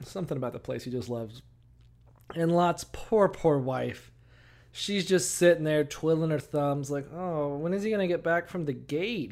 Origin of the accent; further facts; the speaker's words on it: Florida, United States; we're from Florida